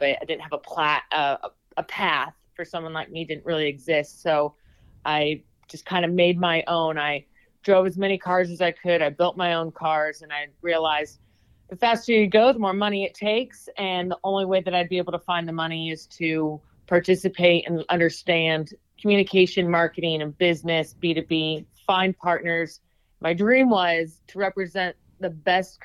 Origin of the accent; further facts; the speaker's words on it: Redlands, California, United States; moved away as an adult; also born or lived in Atlanta, Georgia / Indianapolis, Indiana / Lake Havasu, Arizona; now in Arizona, United States; I grew up in Redlands, California, the Inland Empire 909. Left when I was 19, 20 years old